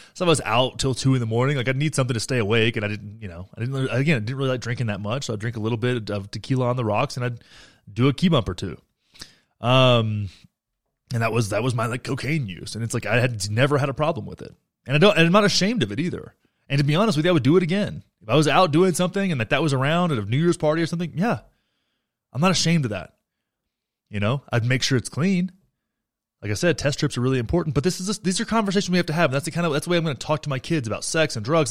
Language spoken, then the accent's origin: English; Graham, Texas, United States; moved away; my hometown of Graham, Texas